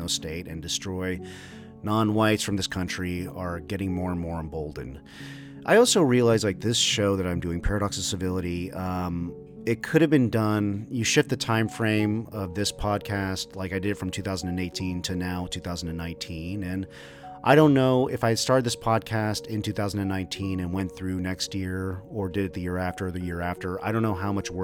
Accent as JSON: {"language": "English", "region": "Texas", "country": "United States", "tie": "born or raised there", "said": "I grew up in Texas, and I spent my formative years there"}